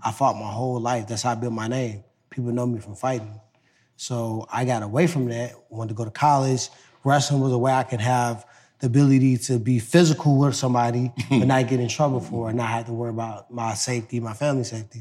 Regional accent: Ferguson, Missouri, United States; I came from Ferguson

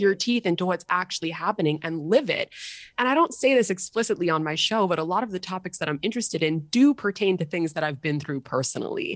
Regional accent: New York City, New York, United States; growing up in Manhattan in the private school system

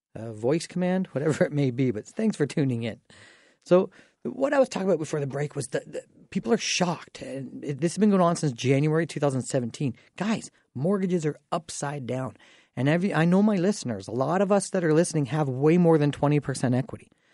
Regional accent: Dorchester, Ontario, Canada; I'm from Dorchester

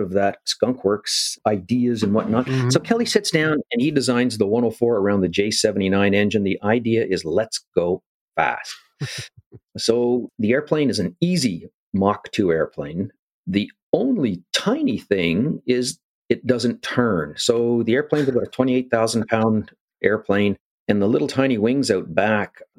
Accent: Ottawa, Ontario, Canada; Born in Ottawa

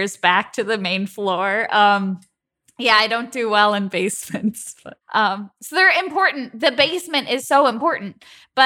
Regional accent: Chicago, Illinois, United States; I'm from the Midwest. I'm from Chicago.

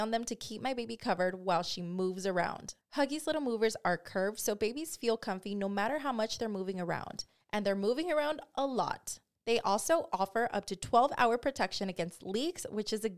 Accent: Watsonville, California, United States; now in Southern California, United States; We're from Watsonville

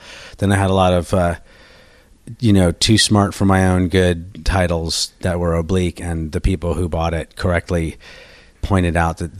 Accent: Berkeley, California, United States; born or raised there; also born or lived in Washington, D.C.

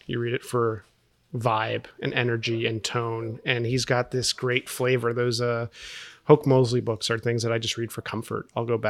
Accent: Kendall, Florida, United States; also born or lived in Westchester; Yeah, I was born, you know, I was raised in Kendall and Westchester, so I was a suburbs kid. My parents are Cuban, and they came over as the Castro Revolution hit, like so many people.

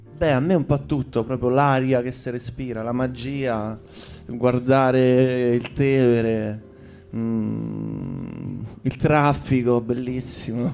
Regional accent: Rome, Lazio, Italy; io in realtà nasco a eh, Via Portuense, eh, vicino Marconi. Poi eh, mi sono spostato a 11 anni, ho cambiato un po' di case. Dagli 11 ai 13, ai 13 anni sono eh, atterrato a Trastevere

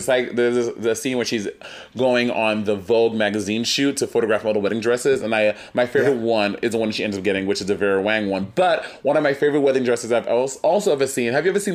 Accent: New York City, New York, United States; Also, I grew up in New York City

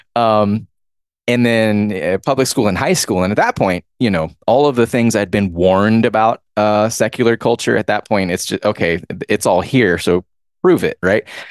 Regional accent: Georgia, United States; I'm from Georgia

